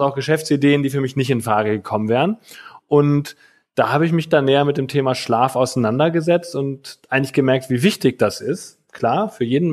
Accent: Germany; bei uns in Deutschland

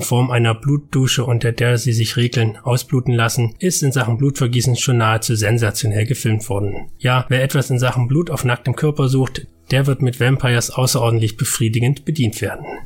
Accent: Germany; bei uns in Deutschland

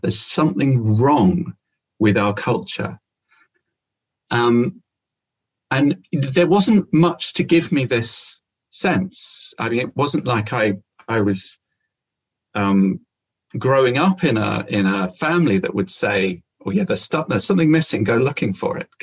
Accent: London, United Kingdom; moved away; as a teenager, growing up in London

